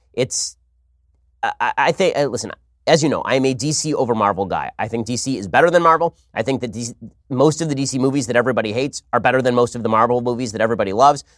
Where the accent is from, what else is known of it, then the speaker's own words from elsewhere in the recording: United States; I'm an American citizen